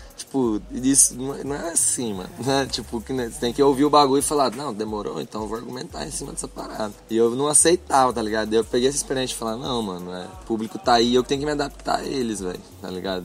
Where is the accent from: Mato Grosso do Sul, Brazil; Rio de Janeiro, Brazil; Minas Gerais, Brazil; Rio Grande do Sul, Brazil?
Mato Grosso do Sul, Brazil; que é da minha cidade